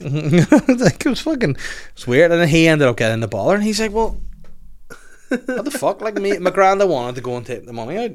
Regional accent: Bangor, Northern Ireland, United Kingdom; I'm from Bangor.

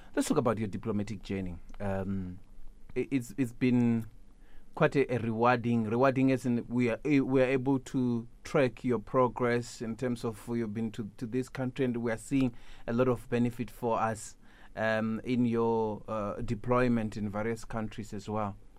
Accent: South Africa; me as a South African

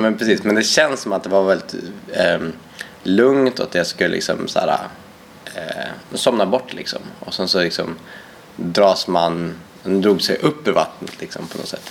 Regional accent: Härnösand, Västernorrland County, Sweden; also born or lived in Ecuador; växte upp i eh, Ångermanland i en stad som heter Härnösand

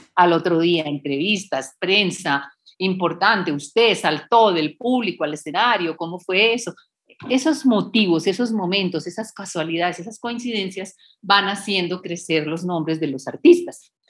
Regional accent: Colombia; moved away as an adult; also born or lived in United States / Bogotá, Colombia; mi formación integral es en Colombia

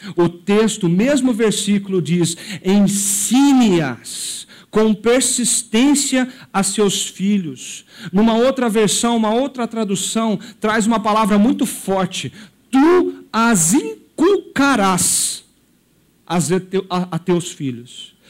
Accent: Brazil

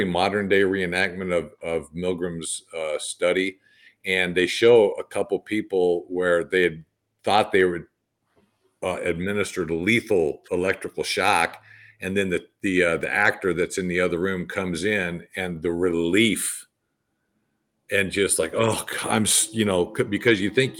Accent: California, United States; moved away as an adult; also born or lived in Green Bay, Wisconsin; I grew up in California

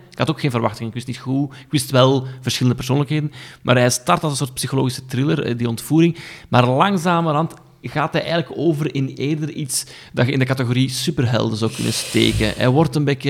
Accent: Aalst, Flanders, Belgium; ik ben dus van Aalst

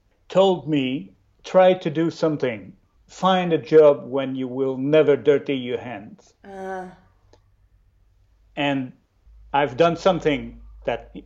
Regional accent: Chicoutimi, Quebec, Canada; now in Trois-Rivières, Canada; I learned my art at the college in my hometown in Chicoutimi

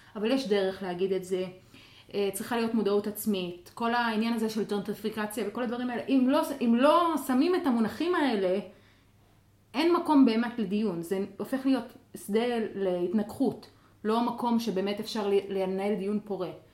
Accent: Jaffa, Tel Aviv District, Israel; born or raised there; first language Arabic; Hebrew is a second language

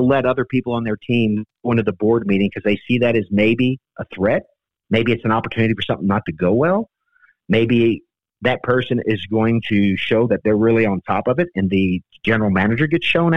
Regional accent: New Orleans, Louisiana, United States; I grew up in New Orleans, and you know, cooking and eating in New Orleans is a way of life.

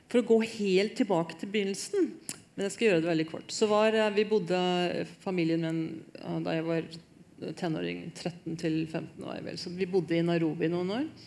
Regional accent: Hamar, Innlandet, Norway; jeg er veldig norsk. Jeg har sånn, sånn eh, geneprøvebevis på at jeg er fra Hamar.

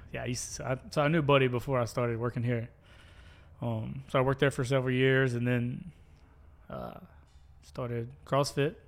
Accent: the Reservoir, Rankin County, Mississippi, United States; I grew up at the reservoir. Um, lived there since I was four

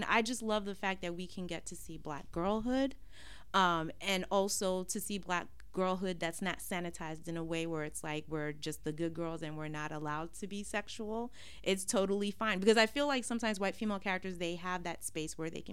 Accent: New York City, New York, United States; growing up in Brooklyn, all I've ever known are black Muslim people.

